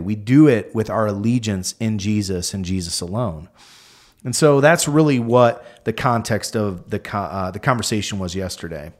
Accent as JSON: {"language": "English", "country": "United States", "said": "us as American Christians"}